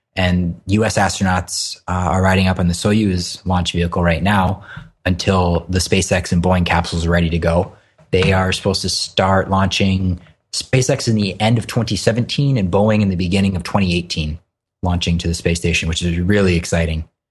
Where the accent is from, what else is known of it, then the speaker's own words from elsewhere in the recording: Hawaii, United States; I grew up in Hawaii and surfed a lot